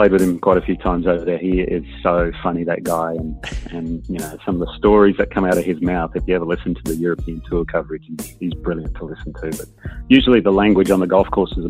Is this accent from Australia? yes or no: yes; Perth, Western Australia, Australia; moved away as an adult; also born or lived in Wolverhampton, England / United States; growing up in Perth